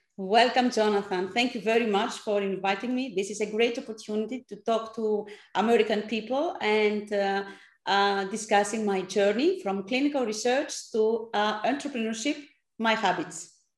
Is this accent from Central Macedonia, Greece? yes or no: no; Athens, Attica, Greece; English is a second language; also born or lived in Strasbourg, France / San Francisco, United States; I come from Athens. I'm a Greek uh, person based in Athens, actually